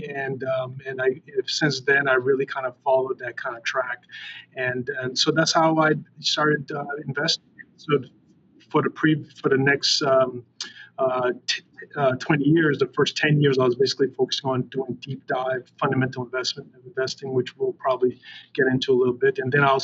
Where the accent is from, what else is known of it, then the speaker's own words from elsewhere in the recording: Boston, Massachusetts, United States; I grew up in Boston